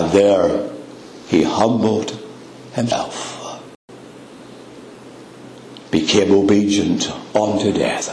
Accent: Northern Ireland, United Kingdom; I'm from Northern Ireland

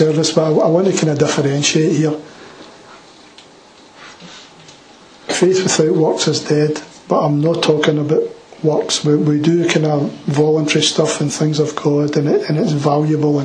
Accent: Glasgow, Scotland, United Kingdom; I'm from the East End of Glasgow

